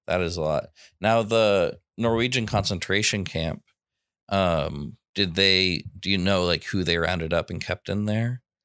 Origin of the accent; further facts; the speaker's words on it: United States; growing up in America